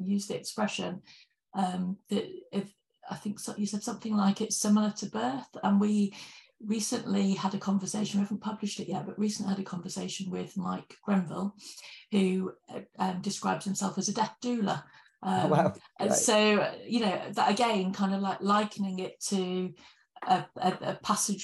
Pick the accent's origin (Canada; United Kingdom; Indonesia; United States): United Kingdom; as British people